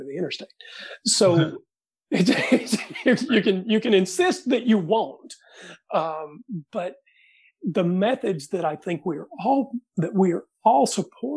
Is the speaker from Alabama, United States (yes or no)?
yes; Talladega, Alabama, United States; I'm from Talladega